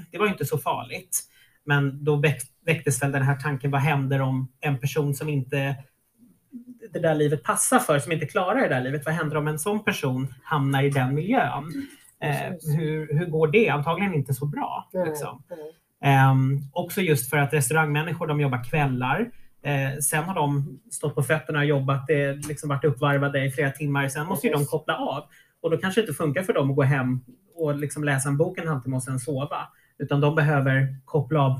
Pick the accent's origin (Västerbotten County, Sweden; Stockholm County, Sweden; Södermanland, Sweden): Stockholm County, Sweden; Norrviken; Jag, jag tror inte att jag växte upp i Norrviken och tänkte att jag bodde så nära stan